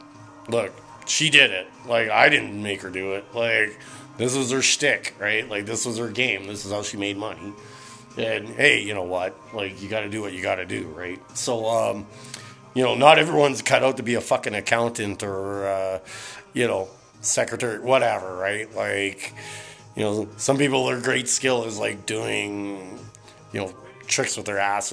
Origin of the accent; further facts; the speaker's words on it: Calgary, Alberta, Canada; growing up in Calgary